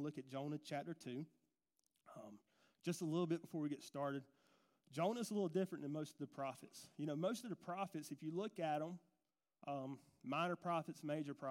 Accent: Gordon, Georgia, United States; we come from Gordon. I grew up, we both grew up in Gordon First Baptist Church

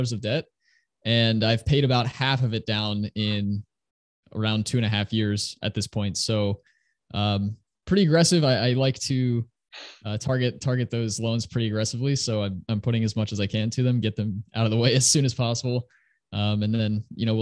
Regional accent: Northeast US, United States; I grew up in the Northeast US, and I'm still living here just across the river from New York City.

